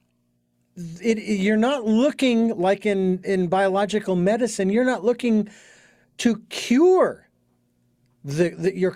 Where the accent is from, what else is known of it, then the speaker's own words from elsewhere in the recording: Phoenix, Arizona, United States; moved away; I was living in Phoenix, my hometown